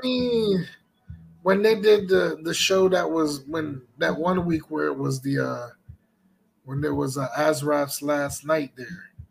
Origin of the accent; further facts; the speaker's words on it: the South, United States; accent: southern; my southern accent came out a bit